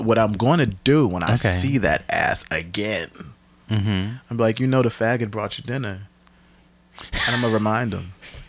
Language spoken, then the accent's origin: English; Camden, New Jersey, United States; also born or lived in Bed-Stuy, Brooklyn, New York; now in New York City, United States; I'm from Camden, New Jersey, representing always from my hometown.